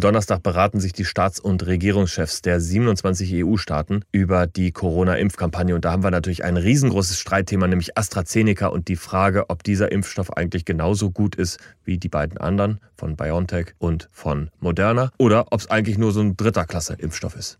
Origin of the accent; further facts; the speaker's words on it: Rhineland-Palatinate, Germany; now in Hamburg, Germany; in meiner Heimat Rheinland-Pfalz